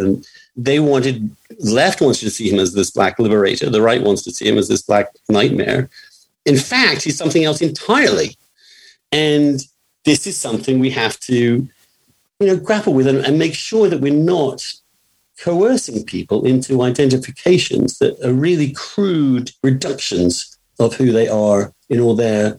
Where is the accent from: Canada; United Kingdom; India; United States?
United Kingdom; England; moved away; when I came from England, no person in my family got to college before.